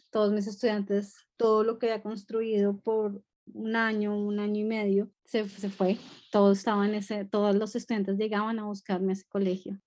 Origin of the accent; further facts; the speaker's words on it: Colombia; moved away as an adult; now in London, United Kingdom; Nací en Colombia, eh, viví en Colombia hasta los 24 años